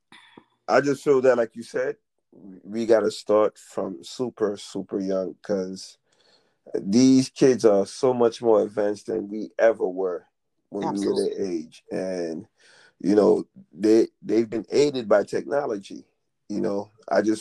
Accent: Haiti; I'm from Haiti

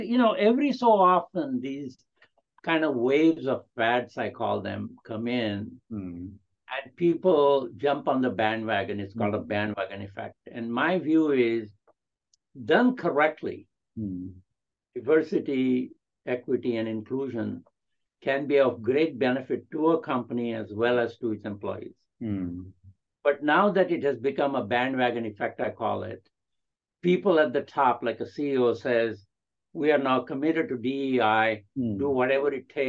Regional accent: India; English is a second language; do I feel included even though I'm an Indian, even though I have an accent, even though I am 80 years old or whatever, right?

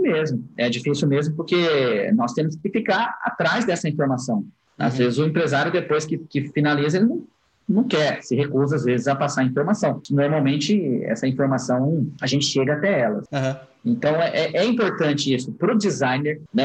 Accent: Brazil; como brasileiro

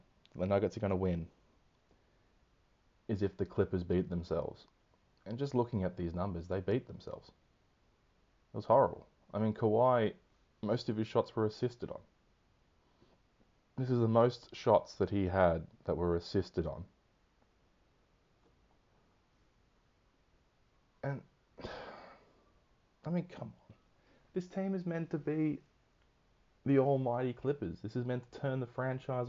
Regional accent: Australia; being Australian

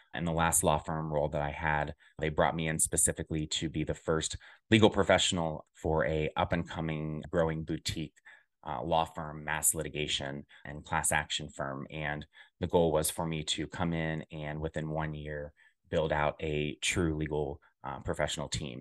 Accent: Centerville, Ohio, United States; moved away as an adult; also born or lived in Dayton, Ohio / Chicago; I am originally from Dayton, Ohio, a small southwestern town, more specifically, narrowing down to Centerville is where I grew up

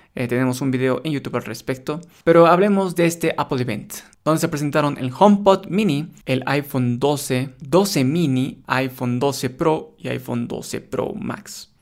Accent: Bolivia; en mi país donde yo vivo, acá en Bolivia

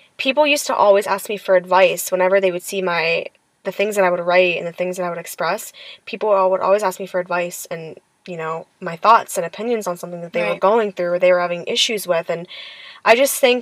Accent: Lorain, Ohio, United States; now in Pittsburgh, United States; I'm actually from a very small town in Ohio named Lorain. Lorain is very, very close to Cleveland

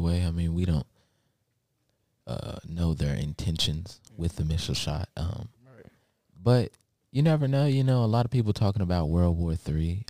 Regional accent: Lexington, Kentucky, United States; also born or lived in Baltimore, Maryland; we moved to Lexington, Kentucky

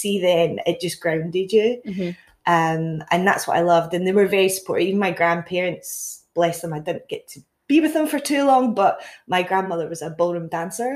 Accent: Castle Douglas, Scotland, United Kingdom; I'm originally from Castle Douglas, a little small town down Dumfries and Galloway. Born, raised there

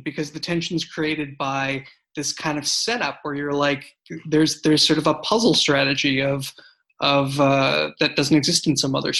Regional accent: Boston, Massachusetts, United States; now in San Francisco Bay Area, United States; I'm from Boston originally

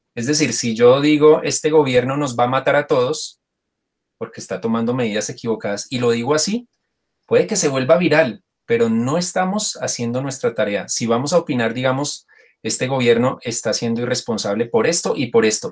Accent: Colombia

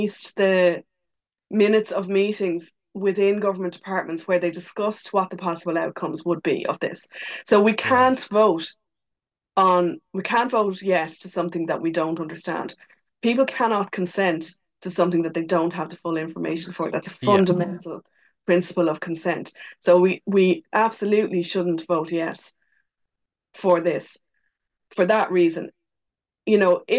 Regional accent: Ireland; us as Irish people

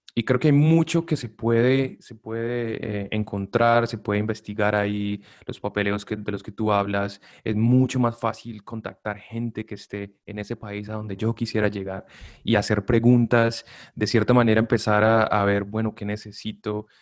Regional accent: Buga, Valle del Cauca, Colombia; now in United States; soy colombiano y estoy orgulloso de mi acento

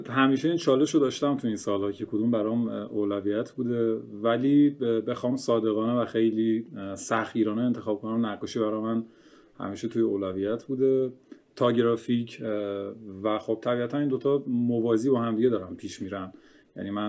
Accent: Kerman, Kerman Province, Iran; born there; حتما آره من متولد کرمانم توی خانواده بزرگ شدم که هنری بودن همه پدرم خوشنویس بود

